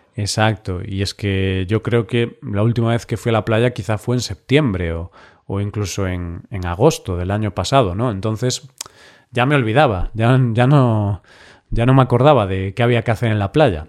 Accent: Galicia, Spain; como gallego que soy

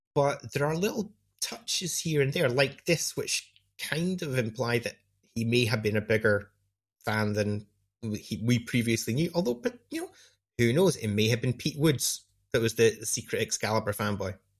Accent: United Kingdom; I, as a British person

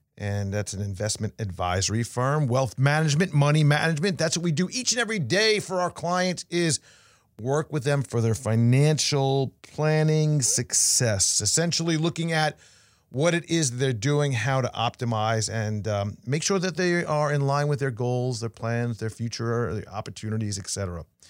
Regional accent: New York, United States; now in Florida, United States; I got back to school when I was young after Labor Day growing up in New York.

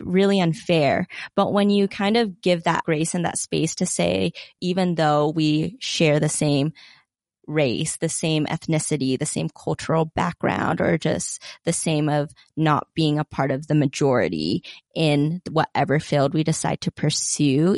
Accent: Utah, United States; growing up in Utah

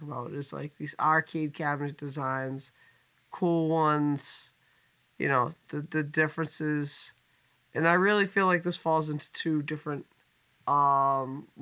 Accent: North Shore of Massachusetts, United States; our little slice of heaven where we grew up on the North Shore of Massachusetts

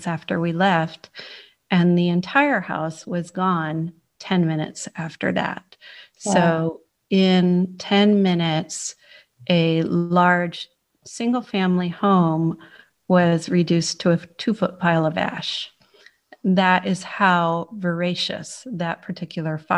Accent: San Francisco, California, United States; moved away as an adult; now in Cheltenham, United Kingdom; So I was born in San Francisco, California, and I lived in Northern California for all my life until I moved here.

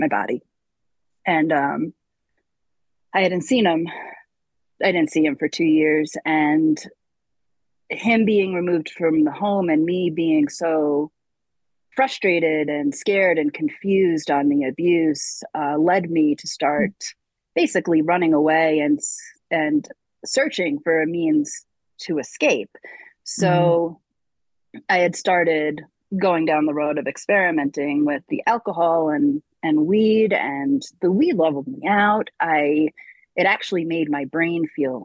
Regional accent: Long Island, New York, United States; I grew up in New York on Long Island

